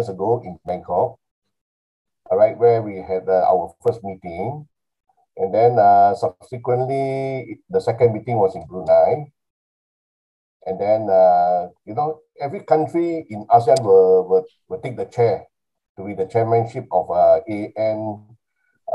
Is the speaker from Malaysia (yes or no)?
yes; Kuala Lumpur, Malaysia; I'm from Kuala Lumpur